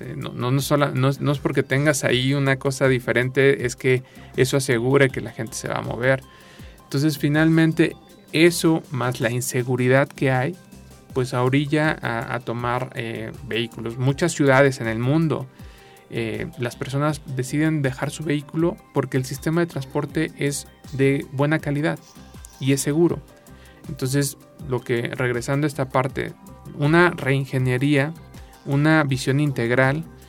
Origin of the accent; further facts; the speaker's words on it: Mexico City, Mexico; moved away; also born or lived in San Luis Potosí; yo que, que nací en la Ciudad de México y viví mucho tiempo en la Ciudad de México